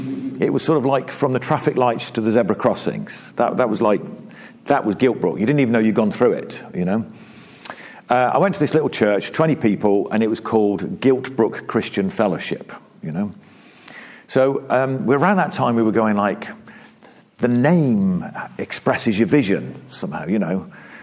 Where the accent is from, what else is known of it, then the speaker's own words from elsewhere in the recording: South East England, United Kingdom; moved away; And I moved from Oxfordshire up to the East Midlands. It wasn't into Derby, it was outside of Derby, a small mining town, which was as absolutely polar opposite to where I came from. I came from the Cotswolds, you know, came from like lovely Cotswolds